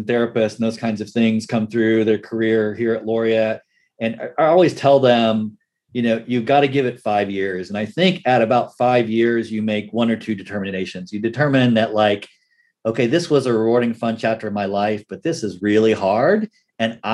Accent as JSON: {"language": "English", "town": "Tulsa", "region": "Oklahoma", "country": "United States", "tie": "born or raised there", "also_born_or_lived": "Pittsburgh, Pennsylvania", "moved": "as an adult", "said": "I grew up around Tulsa."}